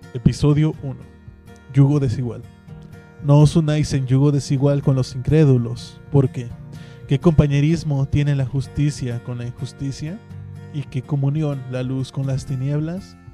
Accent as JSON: {"language": "Spanish", "region": "Mexico City", "country": "Mexico", "tie": "born or raised there", "also_born_or_lived": "Puebla", "moved": "as an adult", "lives_now": "Ciudad Juárez, Mexico", "said": "Yo estuve viviendo pues toda mi niñez en la Ciudad de México, en la capital"}